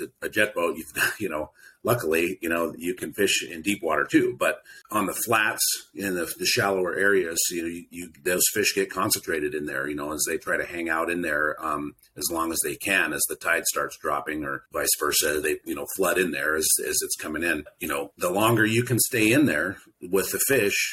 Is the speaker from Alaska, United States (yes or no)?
yes; Cordova, Alaska, United States; I grew up in Cordova.